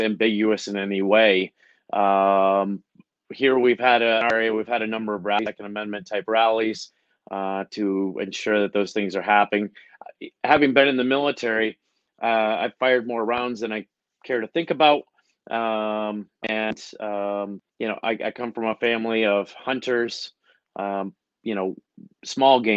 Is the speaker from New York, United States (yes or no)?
yes; Horseheads, New York, United States; moved away as an adult; also born or lived in Germany / Augusta, Georgia / Atlanta, Georgia; I grew up here in Horsehead High School